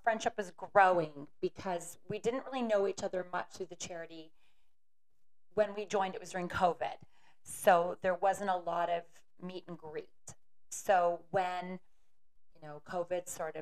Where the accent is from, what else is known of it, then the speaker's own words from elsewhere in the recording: Aurelia, Iowa, United States; moved away; I showed her my hometown